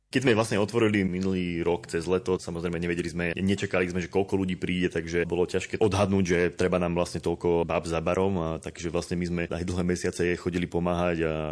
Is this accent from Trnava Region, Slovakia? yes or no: no; Telgárt, Banská Bystrica Region, Slovakia; Zuzka chodila, keďže zo Spiskej Novej Vsi hornou trasou, ja som väčšinou chodil z Talgartu spodnou trasou, čiže cez Brezno, Banskú Bystricu.